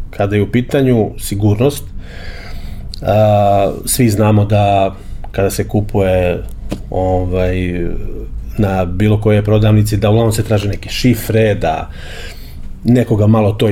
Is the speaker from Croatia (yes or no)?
no; Serbia